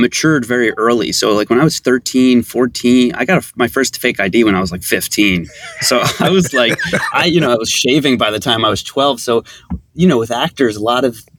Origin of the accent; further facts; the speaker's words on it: Philadelphia, Pennsylvania, United States; I'm from Philly, as is Alex.